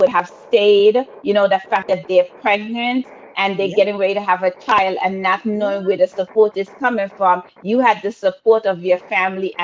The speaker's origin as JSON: {"language": "English", "country": "Antigua & Barbuda", "said": "I'm from Antigua all day long"}